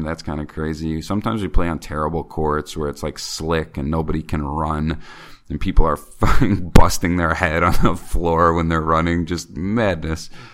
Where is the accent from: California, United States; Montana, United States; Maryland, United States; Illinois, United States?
Illinois, United States; Chicago; moved away as an adult; now in China; I'm from Chicago